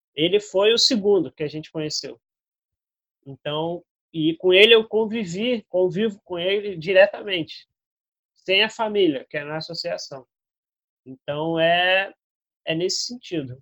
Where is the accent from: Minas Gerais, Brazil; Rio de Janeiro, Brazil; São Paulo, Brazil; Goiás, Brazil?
Rio de Janeiro, Brazil; São Gonçalo; a gente cresceu em São Gonçalo